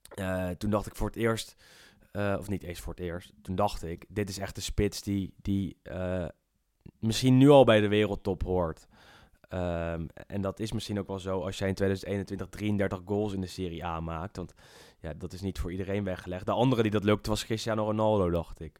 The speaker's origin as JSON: {"language": "Dutch", "country": "Netherlands", "said": "wij als Nederlanders"}